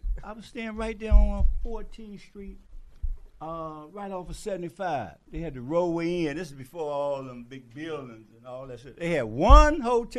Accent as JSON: {"language": "English", "town": "Detroit", "region": "Michigan", "country": "United States", "moved": "yes", "lives_now": "Atlanta, United States", "said": "I came to Atlanta from Detroit. I'm from Detroit, right?"}